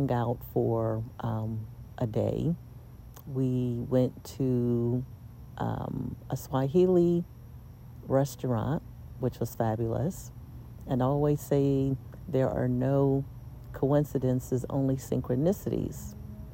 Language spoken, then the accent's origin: English; United States; now in Lisbon, Portugal; I was an attorney from the United States